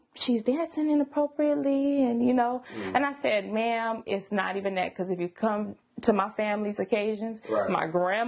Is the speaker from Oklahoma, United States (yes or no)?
no; Sacramento, California, United States; I was born in Sacramento, South Sac, all day long